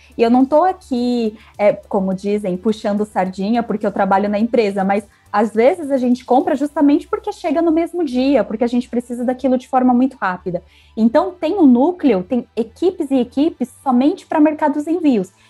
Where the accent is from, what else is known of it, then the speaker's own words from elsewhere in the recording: Brazil; eu sou brasileira